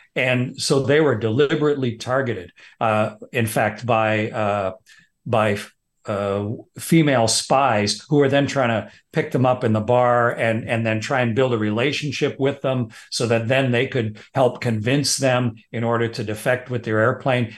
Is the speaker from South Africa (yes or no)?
no; Canada; I'm just a Canadian fighter pilot.